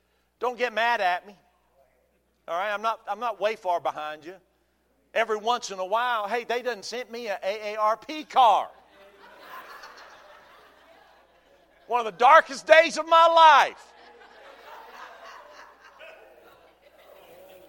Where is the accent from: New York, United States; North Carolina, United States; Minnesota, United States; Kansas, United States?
North Carolina, United States; Durham; I was born in Durham and we went to church there when I was 3 years old. I've been going to church there for 50 years